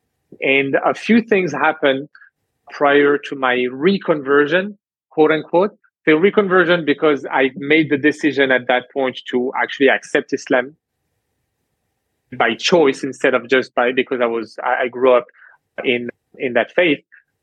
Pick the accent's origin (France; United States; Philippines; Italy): France; moved away as an adult; also born or lived in Canada; growing up in France